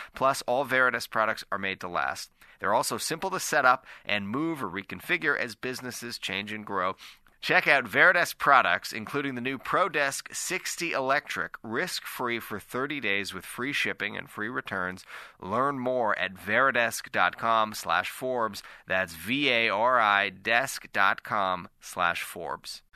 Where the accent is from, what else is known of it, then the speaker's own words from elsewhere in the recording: Nova Scotia, Canada; I'm from Nova Scotia